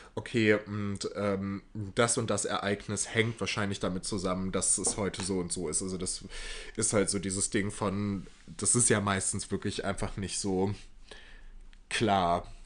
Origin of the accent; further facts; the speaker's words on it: Waltrop, North Rhine-Westphalia, Germany; meiner Heimatstadt, Waltromp